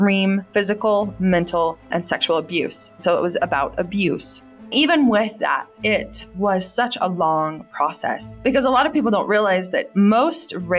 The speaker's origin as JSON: {"language": "English", "country": "United States", "tie": "born or raised there", "said": "I'm from America and I was born and raised here"}